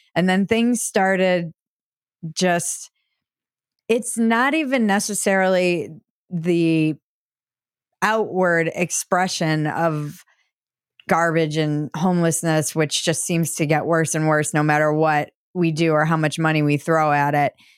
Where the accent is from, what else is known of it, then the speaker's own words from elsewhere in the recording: Minnesota, United States; moved away as an adult; also born or lived in California; now in Texas, United States; I grew up in Minnesota too, where I graduated from high school